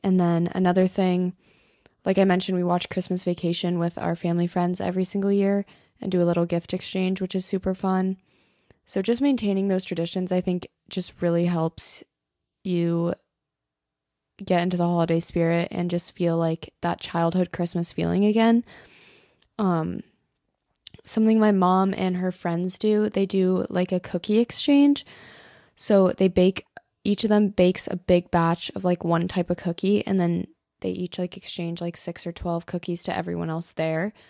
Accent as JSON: {"language": "English", "region": "Colorado", "country": "United States", "moved": "yes", "said": "I'm from Colorado"}